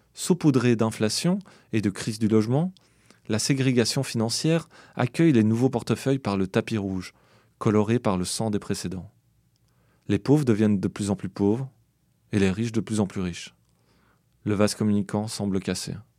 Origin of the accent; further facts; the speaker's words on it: Belgium; moved away as an adult; je viens de Belgique